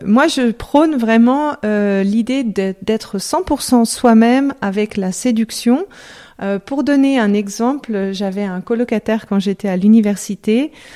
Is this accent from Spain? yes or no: no; Lyon, Auvergne-Rhône-Alpes, France; moved away as an adult; also born or lived in Lausanne, Switzerland / Geneva, Switzerland; je suis française, euh, je suis née à Lyon.